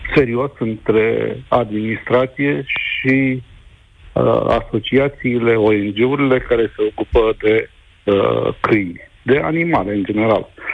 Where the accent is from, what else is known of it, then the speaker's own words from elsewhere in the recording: Brăila, Brăila County, Romania; eu sunt din Brăila